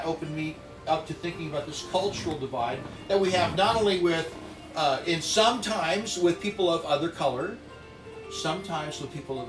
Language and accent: English; Palo Alto, California, United States; I was raised in Palo Alto